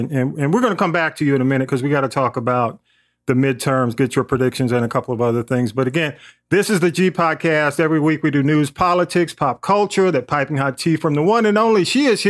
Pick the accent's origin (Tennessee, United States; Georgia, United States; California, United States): Georgia, United States; Atlanta; growing up in Atlanta